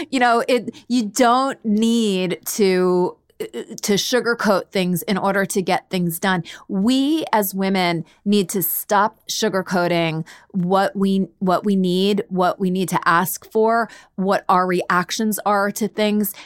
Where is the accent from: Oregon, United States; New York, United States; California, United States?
New York, United States; I am from New York and I have a little bit more of a, an edge